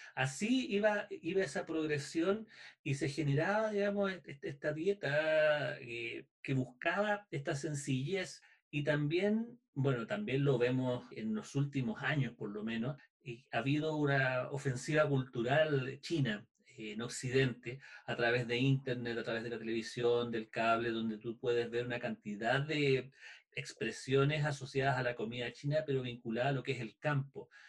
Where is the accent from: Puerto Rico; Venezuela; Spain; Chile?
Chile; nosotros como cultura chilena